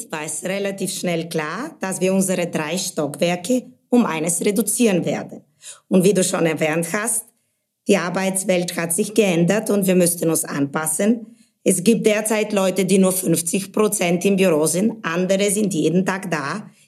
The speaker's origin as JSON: {"language": "German", "town": "Sofia", "region": "Sofia City", "country": "Bulgaria", "tie": "born or raised there", "also_born_or_lived": "England / Spain / Munich", "moved": "as an adult", "lives_now": "Germany", "said": "Ursprünglich komme ich aus Bulgarien, bin in Sofia aufgewachsen, dann mit 18 bin ich schon im Ausland, erst nach England für meinen Bachelor in Betriebswirtschaft und dann nach Spanien für einen Master in Marketing und Kommunikation."}